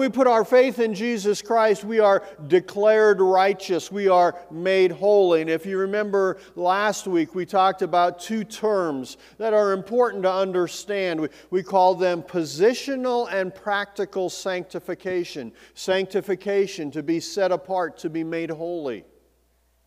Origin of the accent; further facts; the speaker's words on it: Bozeman, Montana, United States; also born or lived in Belgrade, Montana; as a kid, I grew up in Bozeman in Belgrade